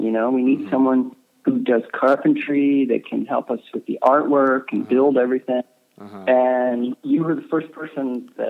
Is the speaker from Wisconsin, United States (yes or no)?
no; Clearwater, Florida, United States; moved away; also born or lived in New York; I pretty much grew up on the beach, So it was very outdoorsy